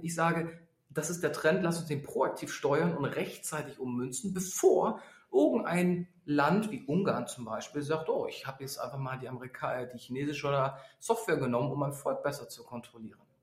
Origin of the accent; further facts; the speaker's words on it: Berlin, Germany; ich bin Berliner